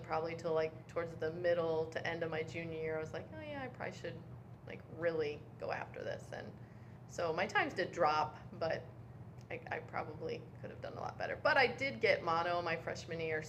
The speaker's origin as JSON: {"language": "English", "town": "Canal Fulton", "region": "Ohio", "country": "United States", "tie": "born or raised there", "said": "I grew up in Canal Fulton. I went to Northwest High School"}